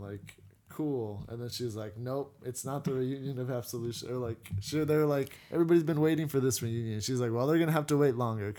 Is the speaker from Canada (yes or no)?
yes; Canada; We're Canadian.